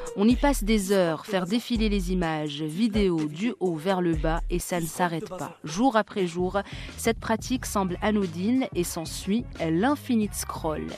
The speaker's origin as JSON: {"language": "French", "country": "Morocco", "said": "pour nous, Marocains"}